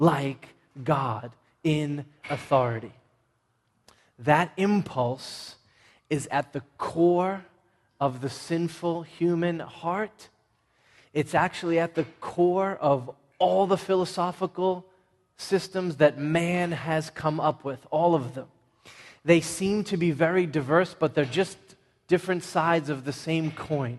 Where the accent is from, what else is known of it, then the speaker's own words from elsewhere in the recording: Everett, Massachusetts, United States; I'm from Everett, not Malden